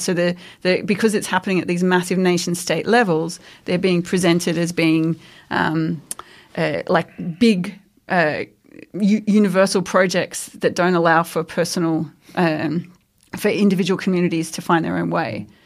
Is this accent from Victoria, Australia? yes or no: no; Queensland, Australia; I grew up in Queensland